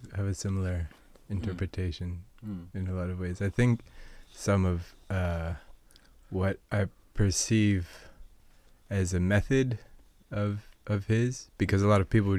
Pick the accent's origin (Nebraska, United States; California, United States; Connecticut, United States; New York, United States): New York, United States; I'm from New York, mostly. And I've been traveling around a good deal, maybe the last 5 years or so.